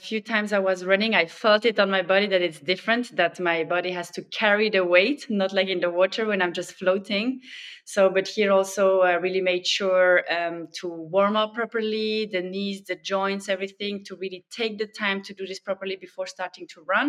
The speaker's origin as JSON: {"language": "English", "country": "Switzerland", "tie": "born or raised there", "said": "I quickly started to join the swimming club there where I grew up in Switzerland"}